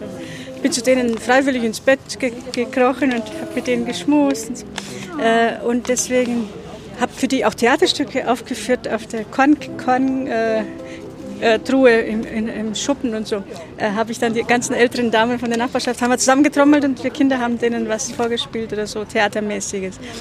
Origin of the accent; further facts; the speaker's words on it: Transylvania, Romania; moved away; ich bin in Südbürgen, in Rumänien geboren, da war es nochmal anders. Da waren mal fünf Generationen unter einem Dach